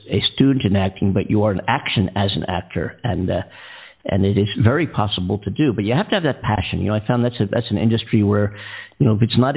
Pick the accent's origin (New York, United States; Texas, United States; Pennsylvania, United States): Pennsylvania, United States; Philadelphia; now in Los Angeles, United States; I live in L.A., but I'm from Philadelphia originally